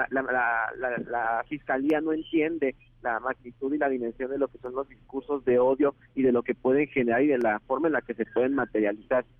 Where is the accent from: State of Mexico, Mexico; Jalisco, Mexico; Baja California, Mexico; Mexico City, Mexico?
Mexico City, Mexico; yo soy de Ciudad de México